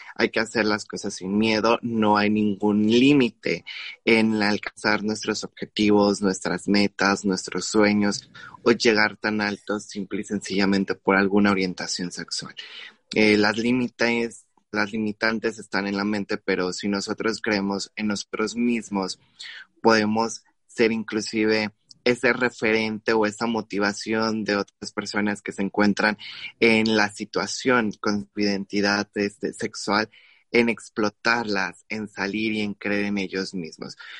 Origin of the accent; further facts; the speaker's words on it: Guerrero, Mexico; Yo soy del estado de Guerrero